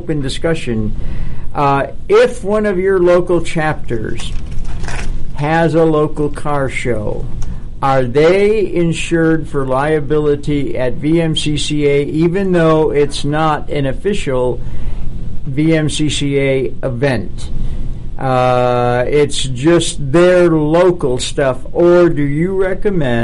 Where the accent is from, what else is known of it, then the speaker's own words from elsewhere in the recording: Buffalo, New York, United States; Growing up in Buffalo